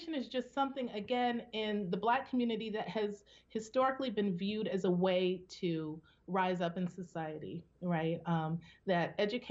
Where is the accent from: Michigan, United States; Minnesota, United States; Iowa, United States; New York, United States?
Michigan, United States; Detroit; when I was a teenager growing up in Detroit, it was known as the murder capital